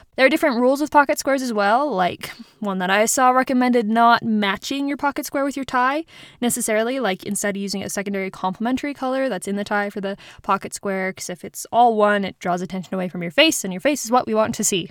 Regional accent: United States; also born or lived in Germany; growing up in the States.

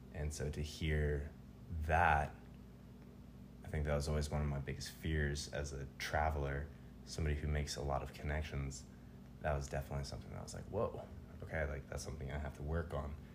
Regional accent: Tucson, Arizona, United States; moved away; also born or lived in Colorado; I grew up in Tucson for several years, and when I moved to Arizona, or sorry, when I moved to Colorado

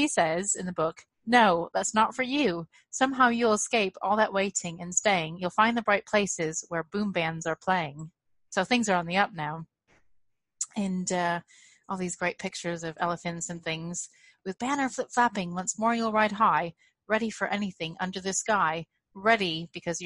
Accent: United States; now in United Kingdom; I'm really failing as an American parent.

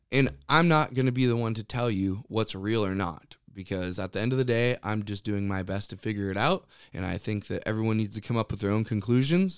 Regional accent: Western Washington, United States; also born or lived in Norway (ancestry); my family has been in this area

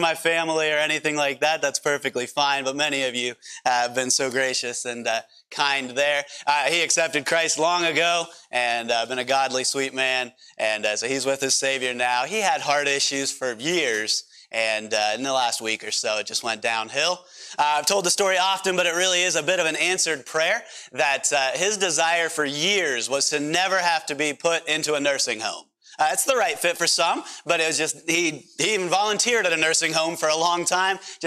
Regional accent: Pennsylvania, United States; accent: PA accent; moved away; I'm from Pennsylvania originally

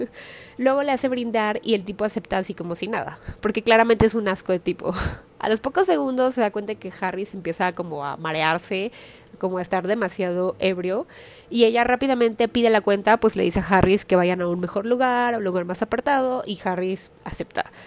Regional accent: Mexico; soy de una ciudad más pequeña

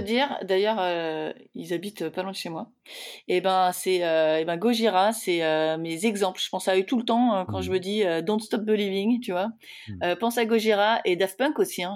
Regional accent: France; je suis française

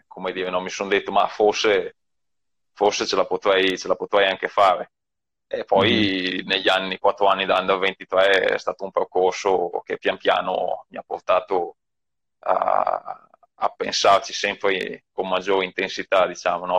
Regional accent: province of Mantua, Lombardy, Italy; io ho visto una corsa qua nel mio paese quando avevo sei anni

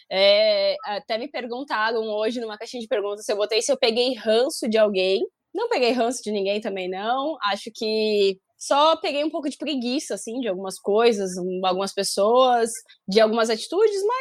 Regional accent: Santa Catarina, Brazil; now in São Paulo, Brazil; Eu vim de Santa Catarina para São Paulo.

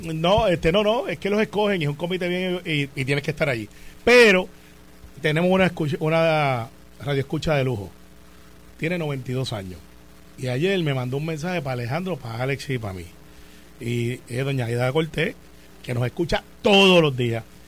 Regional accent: Puerto Rico; soy el primer puertorriqueño que está en ese comité

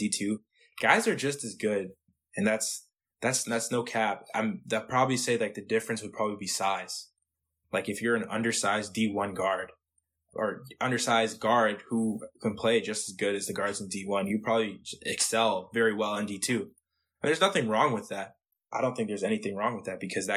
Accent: Toronto, Ontario, Canada; I'm from Toronto

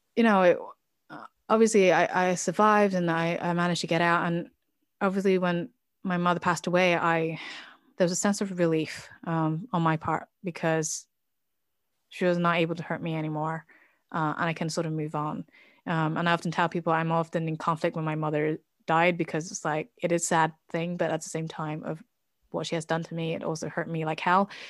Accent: United Kingdom; now in Oslo, Norway; I am British

